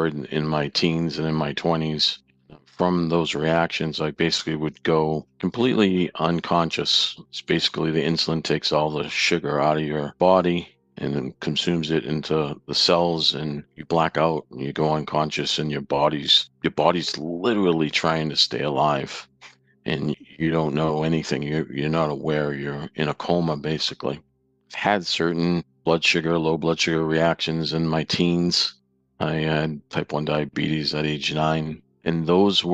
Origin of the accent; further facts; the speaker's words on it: Saugus, Massachusetts, United States; now in Sterling, United States; I grew up in Saugus, Massachusetts, north of Boston